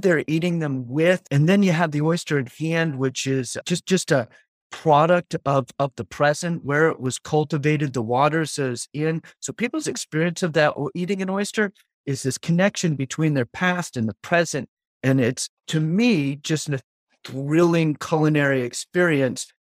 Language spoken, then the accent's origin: English; Auburn, Maine, United States; I grew up in Auburn, Maine, which is forty-five minutes north of where we are now in South Portland area, Greater Portland area. I had been there since I was four years old